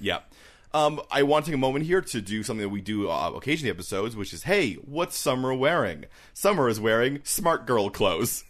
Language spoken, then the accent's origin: English; Canada; we're Canadian